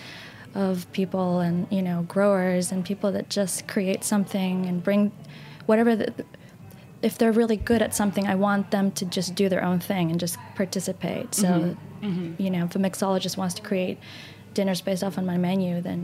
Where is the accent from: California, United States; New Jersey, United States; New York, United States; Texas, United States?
Texas, United States; also born or lived in Northern Argentina; I grew up in Texas